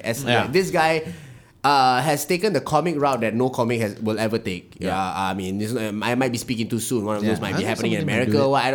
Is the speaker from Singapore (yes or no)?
yes; Singapore; As a Singaporean now